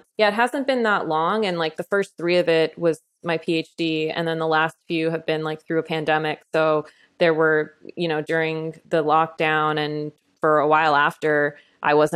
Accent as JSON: {"language": "English", "region": "Utah", "country": "United States", "tie": "born or raised there", "also_born_or_lived": "Texas", "moved": "yes", "lives_now": "California, United States", "said": "I grew up in Utah."}